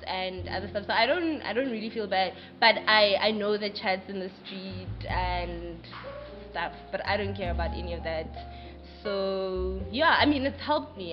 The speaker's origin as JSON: {"language": "English", "town": "Pretoria", "region": "Gauteng", "country": "South Africa", "lives_now": "Johannesburg, South Africa", "said": "I'm originally from Pretoria moved to Joburg"}